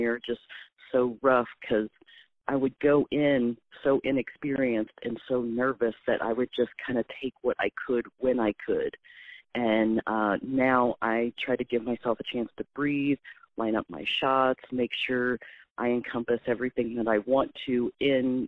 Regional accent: Wyandotte County, Kansas, United States; also born or lived in north of the river, Kansas City, Missouri; I grew up in Wyandotte County, and that was the mall we frequented when I was a kid. And then as a teen, I moved up north of the river

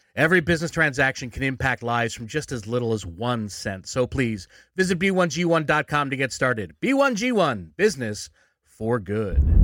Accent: Philadelphia, Pennsylvania, United States; moved away; I'm originally from Philly

